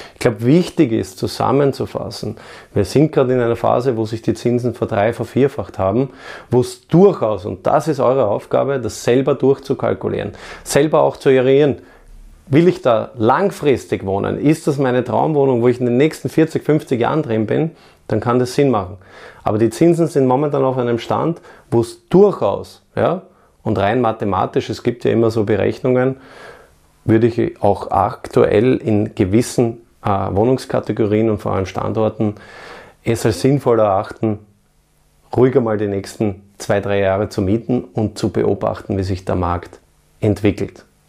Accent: Vienna, Austria; in meine Heimatstadt Wien.

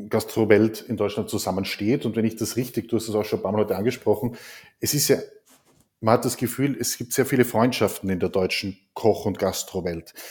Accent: Austria; jetzt kann ich als Österreicher das nur bedingt äh, wahrnehmen.

